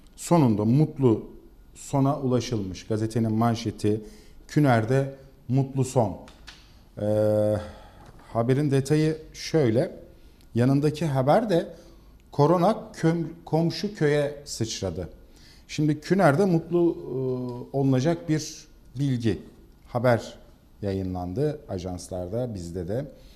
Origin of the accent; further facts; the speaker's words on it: İzmir, Turkey; biz İzmirliler olarak